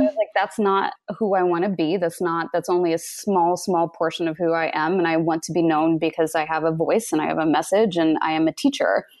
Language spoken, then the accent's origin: English; Kansas, United States; I grew up in Kansas